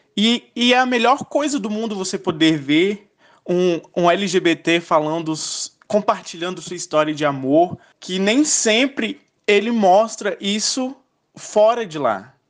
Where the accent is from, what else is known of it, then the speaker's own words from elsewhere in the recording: Luziânia, Goiás, Brazil; sou de Lusiânia, Goiás